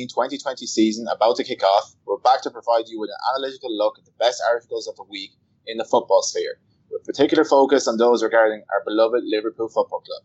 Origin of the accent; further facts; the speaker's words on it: Ireland; I'm Irish